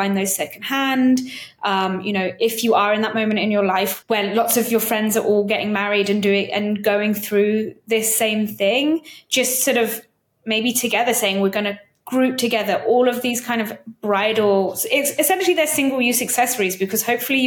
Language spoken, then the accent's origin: English; United Kingdom; I'm British and it's only in the UK where we use the term hen do or hen party.